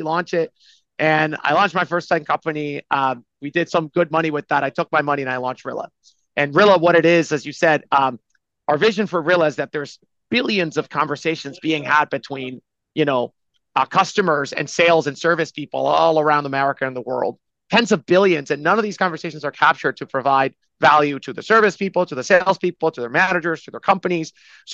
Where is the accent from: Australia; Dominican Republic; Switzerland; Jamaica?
Dominican Republic; moved away as an adult; also born or lived in New York City, United States; I'm from the Dominican Republic. I come from a long line of pineapple farmers. I came to school at New York University